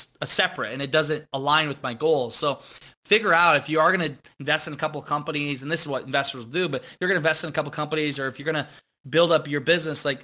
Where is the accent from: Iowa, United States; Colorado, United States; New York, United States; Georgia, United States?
Iowa, United States; growing up in Iowa